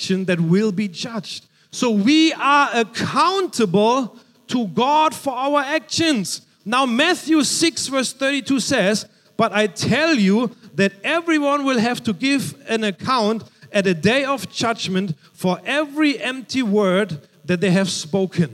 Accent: Germany; moved away; Growing up in Germany, I remember I was about 6 or 7 years old

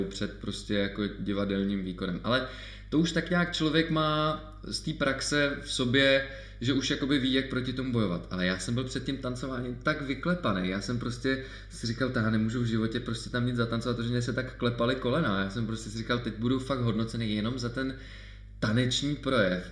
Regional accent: Czechia; kde jsem vlastně působil já jako jediný Čech

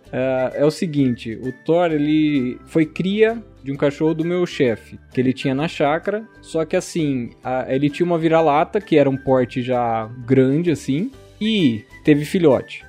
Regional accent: Americana, São Paulo, Brazil; sou daqui do interior de São Paulo, de Americana

